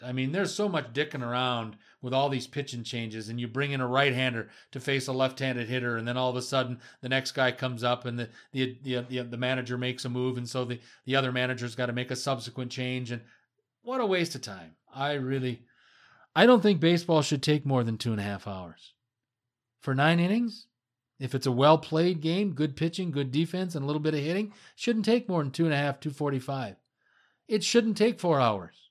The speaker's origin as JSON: {"language": "English", "town": "Marshfield", "region": "Wisconsin", "country": "United States", "tie": "born or raised there", "said": "as a kid growing up in the Midwest, Midwestern United States"}